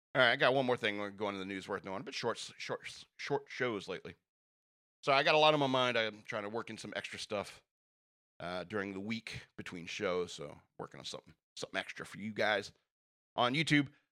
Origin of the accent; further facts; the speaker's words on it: United States; I, as an American